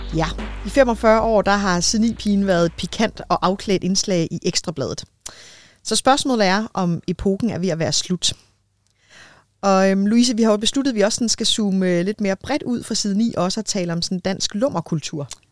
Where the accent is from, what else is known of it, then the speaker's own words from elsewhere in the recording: Denmark; som danskere